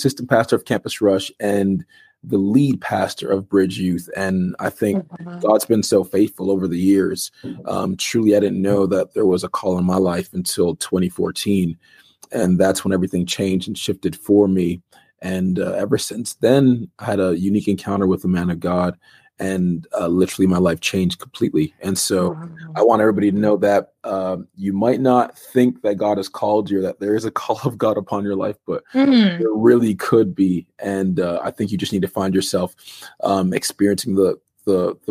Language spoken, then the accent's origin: English; Toronto, Ontario, Canada; now in Ottawa, Canada; Born and raised in Toronto, and then moved to outside of Toronto, and then I moved to Ottawa about like 17 years ago